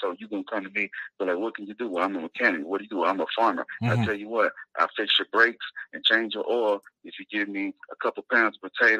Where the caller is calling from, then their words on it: Texas, United States; Colleen, Texas.